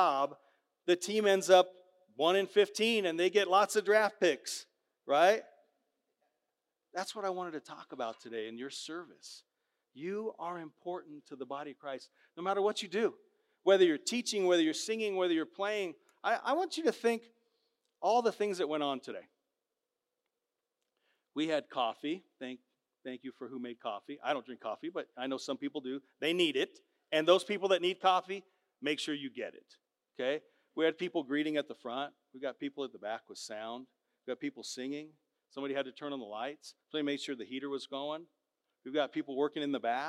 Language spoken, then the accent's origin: English; Southern California, United States; moved away; I grew up in Southern Cal